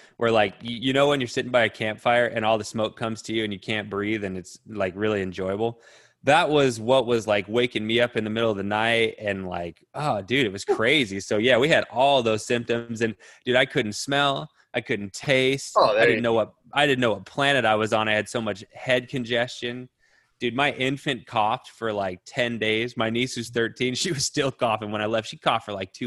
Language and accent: English; Pinedale, Wyoming, United States; moved away; the islands of Pinedale, which is like really where I grew up in Wyoming